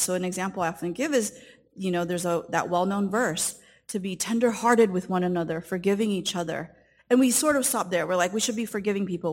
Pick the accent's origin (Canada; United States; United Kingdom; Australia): United States; Southern California; I grew up in Southern California, and my parents came from the country of Taiwan